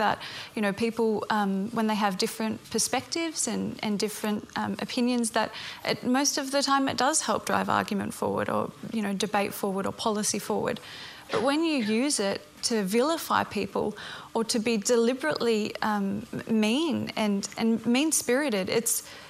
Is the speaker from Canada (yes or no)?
no; Australia